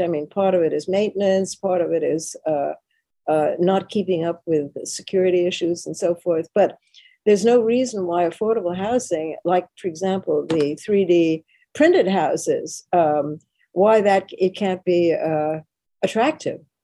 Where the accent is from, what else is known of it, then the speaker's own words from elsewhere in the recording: New York City, New York, United States; I'm a New Yorker and always have been. I was born and bred here